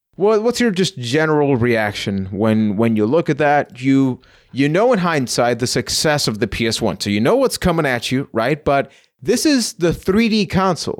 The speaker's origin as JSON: {"language": "English", "country": "Puerto Rico", "moved": "yes", "lives_now": "London, Canada", "said": "I'm from Puerto Rico"}